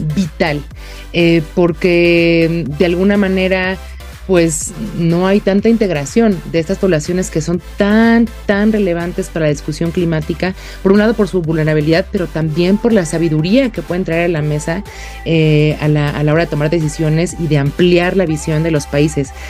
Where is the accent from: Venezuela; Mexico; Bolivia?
Mexico; como mexicana